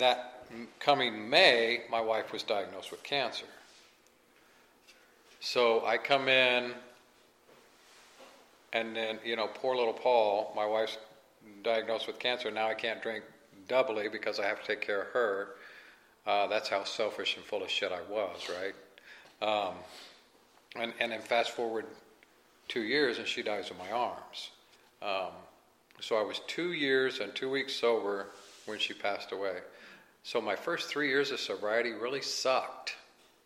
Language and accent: English; Kansas City, Missouri, United States; I'm from the Midwest. Like I said, I'm from Kansas City